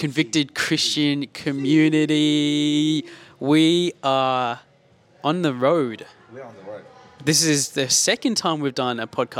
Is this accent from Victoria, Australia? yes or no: yes; Melbourne, Victoria, Australia; We're in my hometown, Melbourne.